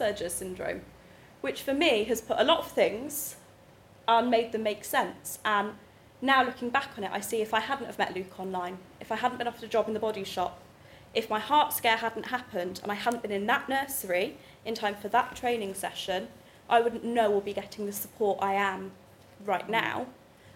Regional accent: Swindon, South West England, United Kingdom; I grew up in Swindon

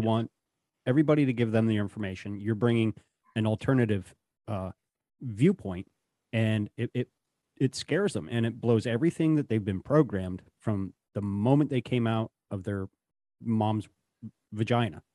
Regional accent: the Rockies, Rocky Mountains, United States; now in Appalachians, United States; I'm originally from the Rockies

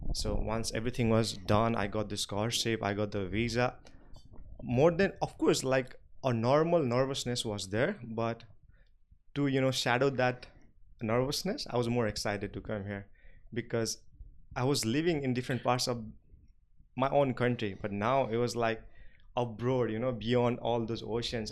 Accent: Nepal; English is a second language; moved away as an adult; even though I was from Nepal, but when we go to school, like private school, we study in English from class nursery

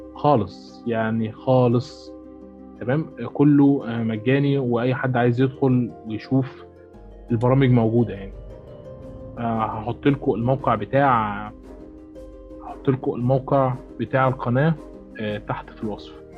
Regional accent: Egypt

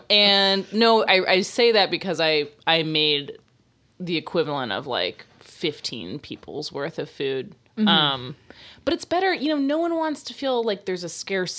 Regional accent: Tallahassee, Florida, United States; moved away; going back to my hometown, going back to Tallahassee, Florida

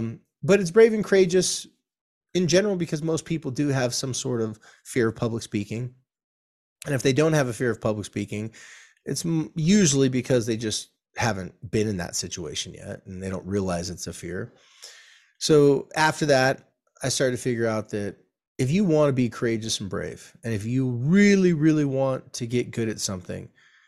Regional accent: California, United States; I probably did because I'm a surfer from California and this was in the 80s.

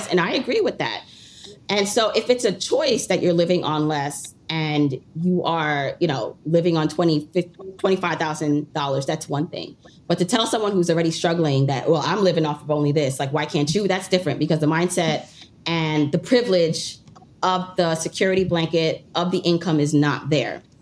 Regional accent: Jamaica; moved away; We came to this country. I'm from originally from Jamaica

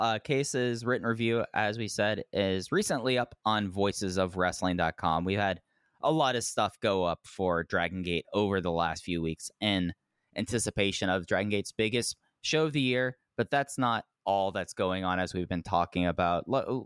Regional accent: Texas, United States; I'm a Texan.

